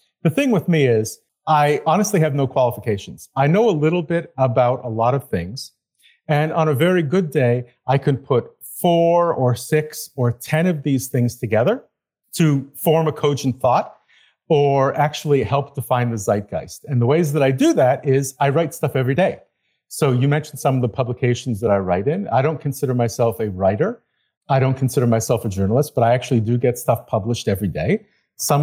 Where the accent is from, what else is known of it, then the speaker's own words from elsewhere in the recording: Montreal, Quebec, Canada; moved away as an adult; also born or lived in Berlin / Beijing / Stockholm / United States; I'm back in my hometown of Montreal. I've lived all over the world